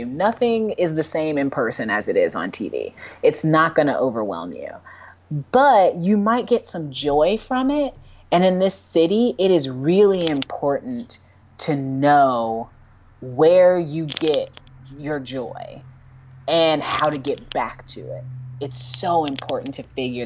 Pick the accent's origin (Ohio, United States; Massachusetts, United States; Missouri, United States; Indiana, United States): Indiana, United States; now in New York, United States; I am a Hoosier. I love that I am from the Midwest